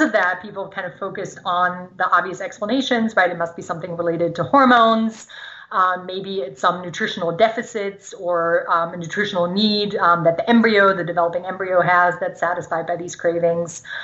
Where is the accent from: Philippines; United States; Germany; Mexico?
Germany; first language German; English is a second language; moved away; I grew up in Germany, speaking German.